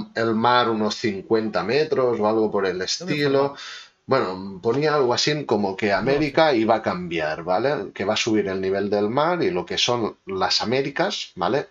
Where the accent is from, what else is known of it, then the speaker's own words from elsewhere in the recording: Manresa, Catalonia, Spain; Yo soy de Manresa